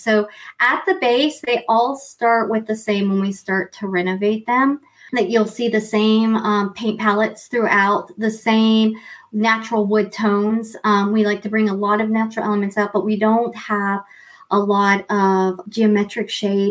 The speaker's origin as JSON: {"language": "English", "region": "East Coast of the U.S.", "country": "United States", "tie": "born or raised there", "also_born_or_lived": "Montreal, Quebec / Vancouver", "moved": "as an adult", "lives_now": "Quebec, Canada", "said": "I grew up on the East Coast in the U.S."}